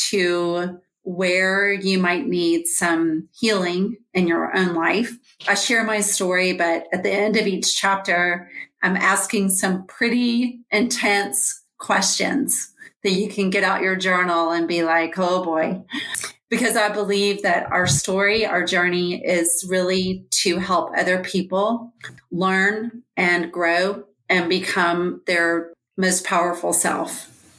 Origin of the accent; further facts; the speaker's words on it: Georgia, United States; I am from Georgia.